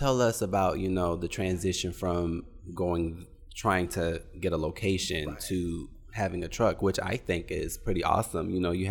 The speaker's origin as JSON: {"language": "English", "region": "South Carolina", "country": "United States", "said": "You know, I'm from the 843"}